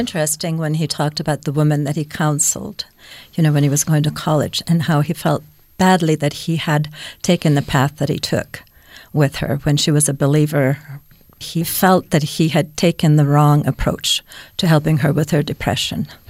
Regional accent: Finland; moved away; I was born in Finland, and so we had religious education f, right away at f, in first grade

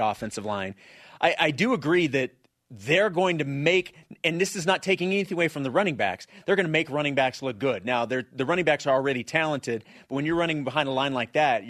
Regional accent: Kansas City, United States; moved away; as a fellow Kansas City native and Chiefs fan

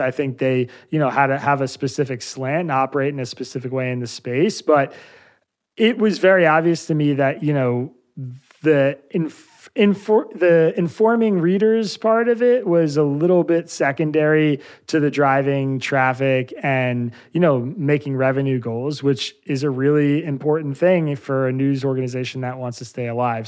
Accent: Bucks County, Pennsylvania, United States; also born or lived in East Jerusalem, Israel; I grew up in Bucks County, Pennsylvania

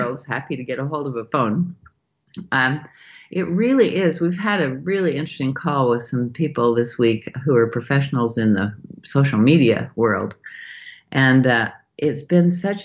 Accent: Montpelier, Idaho, United States; now in Utah, United States; It was in my hometown

